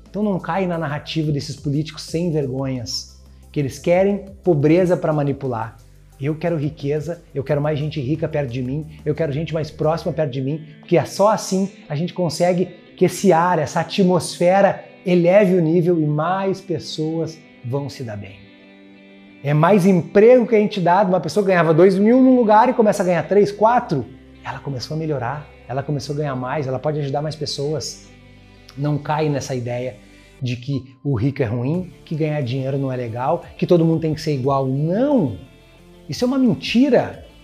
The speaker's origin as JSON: {"language": "Portuguese", "town": "Porto Alegre", "region": "Rio Grande do Sul", "country": "Brazil", "tie": "born there", "said": "Eu venho de uma família, eu nasci num bairro pobre em Porto Alegre"}